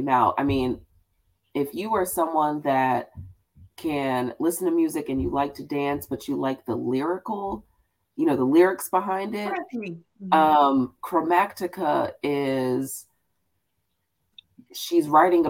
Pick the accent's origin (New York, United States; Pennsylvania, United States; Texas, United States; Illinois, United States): Texas, United States; Houston; I'm a black girl from Houston